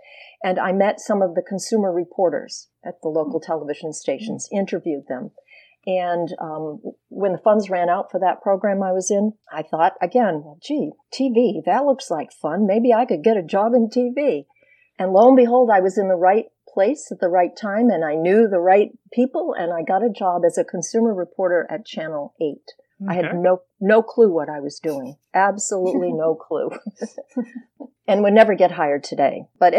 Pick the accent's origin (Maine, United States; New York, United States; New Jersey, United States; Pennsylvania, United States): Maine, United States; also born or lived in Munich, Germany; But I was born in Munich, Germany, lived there until I was about 2, came back to Maine, which is where my parents were from.